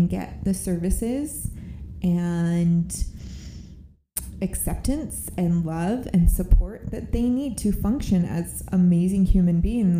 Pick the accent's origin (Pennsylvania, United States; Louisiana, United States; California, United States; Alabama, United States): California, United States; born there; And I've been other places. I was born in California. I've been, you know, I'm not just one that's like born and raised. I love Utah.